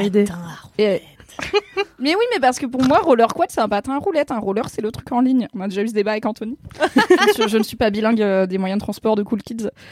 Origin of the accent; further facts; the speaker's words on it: Vercors, Drôme, Auvergne-Rhône-Alpes, France; j'ai grandi dans le Vercors, euh, dans la Drôme